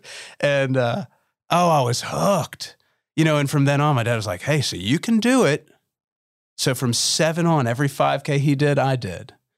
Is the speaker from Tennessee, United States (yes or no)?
yes; Memphis, Tennessee, United States; when I was seven growing up in Memphis, Tennessee.